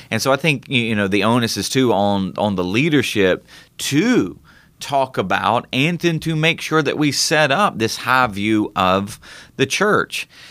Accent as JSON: {"language": "English", "country": "United States", "said": "as American citizens"}